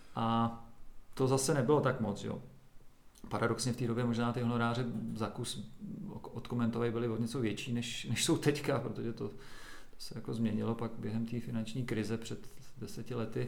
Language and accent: Czech; Doksy, Liberec Region, Czechia; also born or lived in Česká Lípa; v Doxe, kde já jsem vyrůstal u Máchové zera